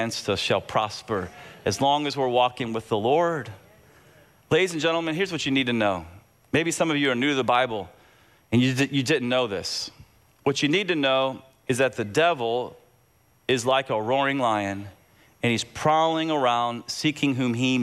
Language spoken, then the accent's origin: English; Texas, United States; I am just an American born in Texas